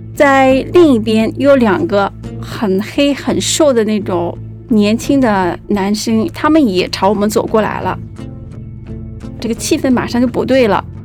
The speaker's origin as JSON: {"language": "Chinese", "town": "Guangzhou", "region": "Guangdong", "country": "China", "said": "我是一个八零后，我来自广州，目前是一个自由职业者"}